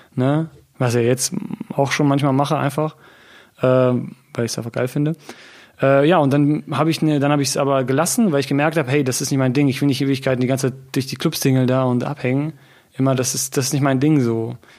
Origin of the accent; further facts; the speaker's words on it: Hann. Münden, Lower Saxony, Germany; now in Göttingen, Germany; ich komme ursprünglich aus Hannmünden